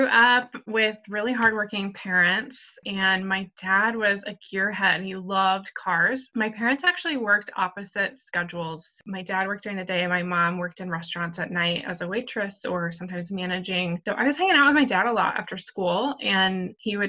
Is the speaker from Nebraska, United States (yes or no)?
yes; Nebraska, United States; I grew up in Nebraska